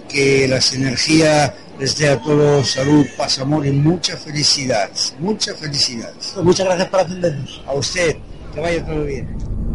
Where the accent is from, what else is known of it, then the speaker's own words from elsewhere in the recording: Toulouse, Occitania, France; now in Spain; Yo no soy de aquí, yo soy de Toulouse, de Francia.